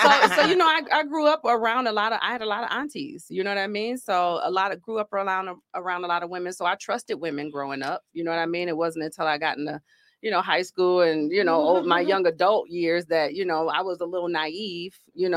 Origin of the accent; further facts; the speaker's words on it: Grand Rapids, Michigan, United States; also born or lived in Georgia; I am from Grand Rapids, Michigan, born and raised. Only other place I lived in was Georgia